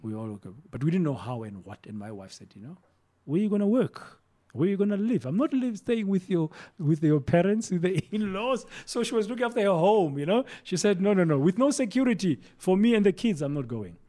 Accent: South Africa; moved away as an adult; also born or lived in Mozambique; we are a South African businessman

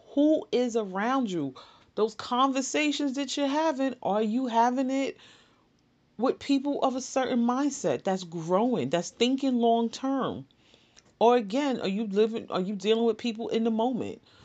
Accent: New York City, New York, United States; Born and raised in the Bronx

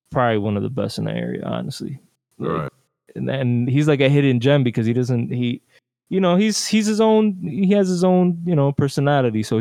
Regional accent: Newark, New Jersey, United States; also born or lived in Queens, United States / Dominican Republic / Trenton, United States; I was born in Newark, Newark, New Jersey. The raised part is kind of hard because you know how it is. We jump around a lot, so it was Newark, Queens, fucking DR, fucking Trenton.

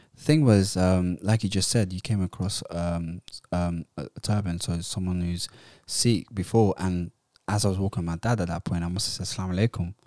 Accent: Somalia; moved away; also born or lived in Utrecht, Netherlands / London, United Kingdom; I'm from Somalia

